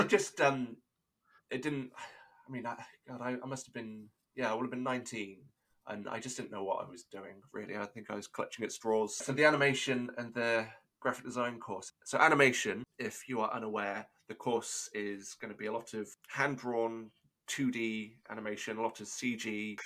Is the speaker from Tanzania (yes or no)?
no; Chepstow, Wales, United Kingdom; I was in a town called Chepstow. That was my my hometown